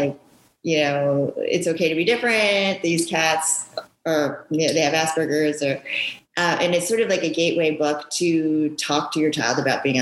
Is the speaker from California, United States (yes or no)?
no; Westchester, New York, United States; English is a second language; also born or lived in Japan; I came to the States when I was 5 years old. I didn't speak any English. And then I grew up in New York, Westchester, New York